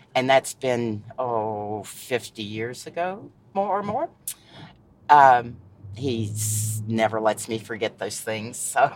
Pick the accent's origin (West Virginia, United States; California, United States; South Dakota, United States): West Virginia, United States; Shady Spring; also born or lived in Charleston, West Virginia / New York / Sophia, West Virginia; I was raised here in Shady Spring mainly. I was born in Charleston, West Virginia and spent most of my life in Shady Spring.